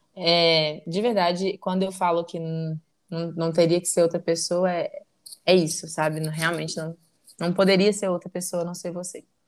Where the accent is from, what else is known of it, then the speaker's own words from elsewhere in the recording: Belo Horizonte, Minas Gerais, Brazil; nascida e criada em Belo Horizonte